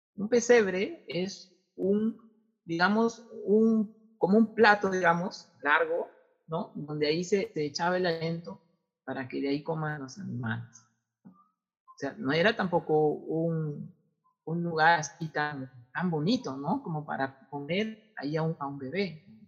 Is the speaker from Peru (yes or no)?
yes; Tumbes, Peru; moved away; vengo de Tumbes, tendría que irme a Tumbes